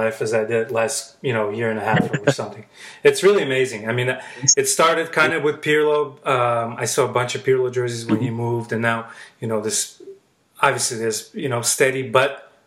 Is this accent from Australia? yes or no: no; Baku, Azerbaijan; I grew up in Baku, Azerbaijan